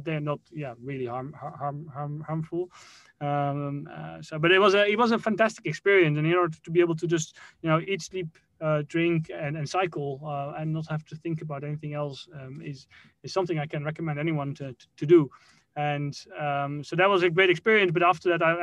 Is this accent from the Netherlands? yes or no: yes; Netherlands; moved away as an adult; also born or lived in Caribbean / Middle East / Australia; I grew up in the Netherlands until I was 18